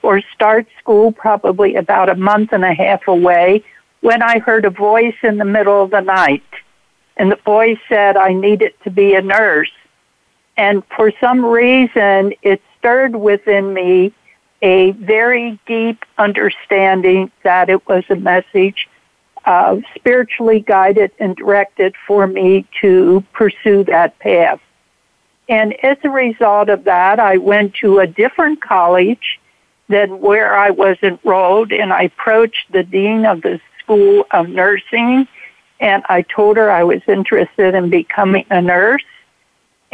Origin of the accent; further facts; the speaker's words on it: Cincinnati, Ohio, United States; now in Durham, United States; I'm currently in Durham, North Carolina, but I grew up in Cincinnati, Ohio.